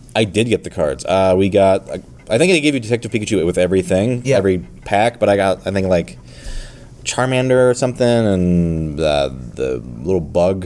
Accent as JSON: {"language": "English", "region": "Minnesota", "country": "United States", "tie": "born or raised there", "also_born_or_lived": "Michigan", "moved": "yes", "said": "I grew up in Minnesota actually as a kid."}